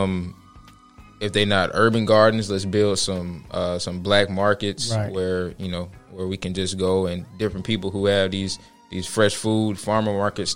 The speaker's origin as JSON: {"language": "English", "area": "DeKalb County", "region": "Georgia", "country": "United States", "tie": "born or raised there", "also_born_or_lived": "Tennessee", "said": "Born and raised in DeKalb County, Georgia."}